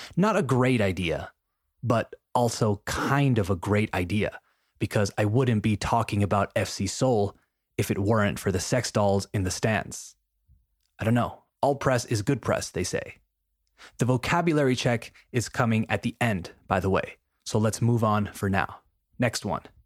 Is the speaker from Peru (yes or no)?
yes; Peru; my home country of Peru